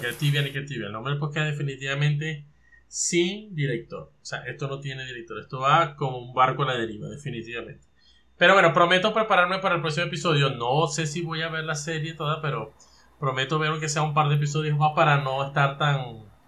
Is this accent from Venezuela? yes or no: yes; Venezuela; nosotros los tres que somos de Venezuela